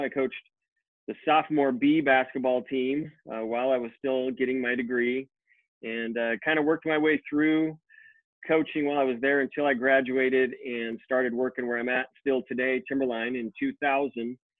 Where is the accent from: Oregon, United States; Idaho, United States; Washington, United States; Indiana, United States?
Idaho, United States; Boise; I was born and raised right here in Boise, Idaho